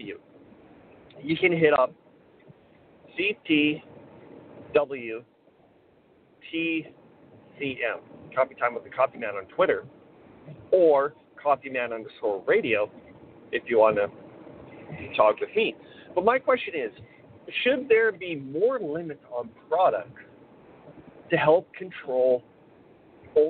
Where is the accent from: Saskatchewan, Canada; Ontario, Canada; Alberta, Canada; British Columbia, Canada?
Saskatchewan, Canada; Weyburn; my hometown of Weyburn